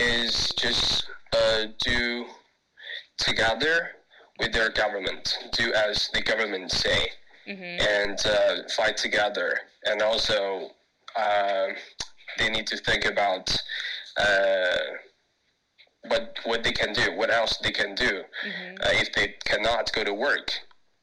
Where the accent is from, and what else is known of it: Heilongjiang, China; born or raised there; English is a second language; now in Shanghai, China